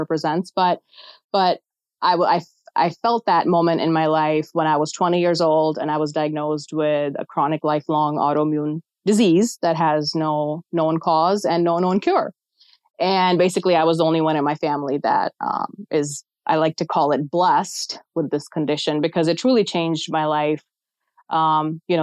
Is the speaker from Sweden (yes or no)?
no; Pakistan; now in United States; I was born in Pakistan